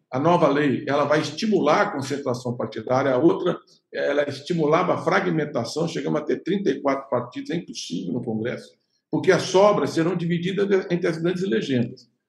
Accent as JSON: {"language": "Portuguese", "town": "Santos", "region": "São Paulo", "country": "Brazil", "tie": "born or raised there", "said": "nós dois nascemos em Santos"}